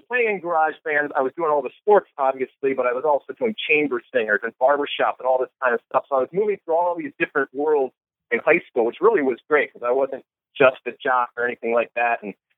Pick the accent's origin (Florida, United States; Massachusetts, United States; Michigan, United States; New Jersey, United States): Michigan, United States; Detroit; I grew up in Michigan. I grew up in the suburbs of Detroit